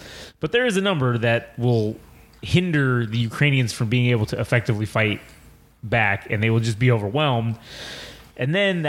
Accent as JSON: {"language": "English", "country": "United States", "said": "I'm an American, and I speak English"}